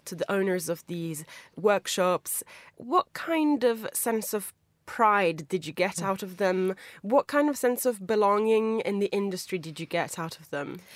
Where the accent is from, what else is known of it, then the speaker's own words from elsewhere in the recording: Italy; moved away; As, like, an Italian speaker, I've headed back to my home country quite a few times